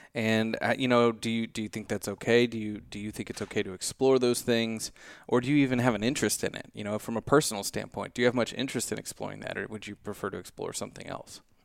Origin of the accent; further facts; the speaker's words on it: Midwest, United States; growing up in the Midwest